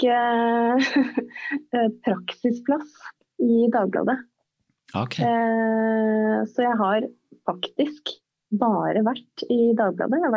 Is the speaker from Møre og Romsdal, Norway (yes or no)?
yes; Stranda, Møre og Romsdal, Norway; moved away as an adult; now in Oslo, Norway; Men det gjorde jo at jeg i årene etter at jeg flytta fra Stranda for å studere